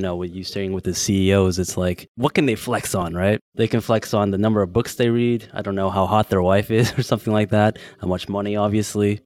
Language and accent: English; San Francisco, California, United States; now in Bangkok, Thailand; I'm from San Francisco